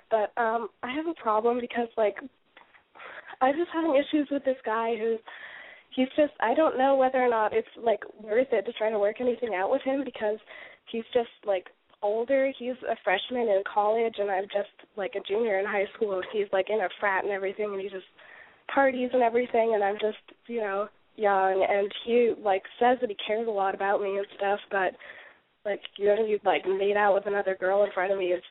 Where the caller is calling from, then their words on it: Albuquerque, New Mexico, United States; Hi, this is …, and I'm calling from Albuquerque.